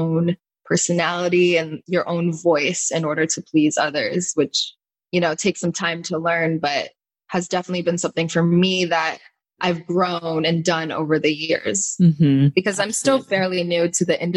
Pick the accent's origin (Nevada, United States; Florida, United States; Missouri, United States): Florida, United States; Cooper City; also born or lived in Davie, Florida; I grew up in Cooper City, Florida, which is the town over